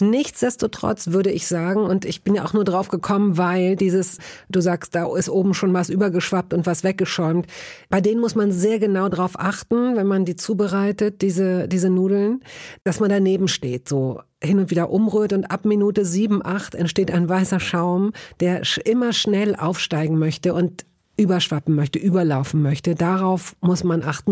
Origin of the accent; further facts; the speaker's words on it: Hanover, Lower Saxony, Germany; Ich komme aus Hannover